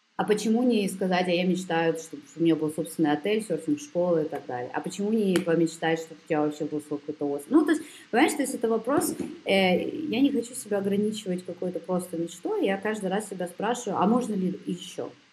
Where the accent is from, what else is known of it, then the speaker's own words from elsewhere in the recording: Kyiv, Ukraine; now in Germany; я родом из Киева